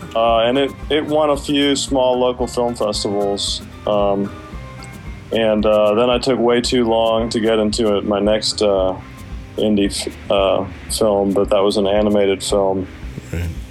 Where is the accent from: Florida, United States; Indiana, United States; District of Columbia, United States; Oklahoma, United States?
District of Columbia, United States; Washington; now in Atlanta, United States; I'm from Washington D.C. originally, but I uh, moved to Atlanta in 1987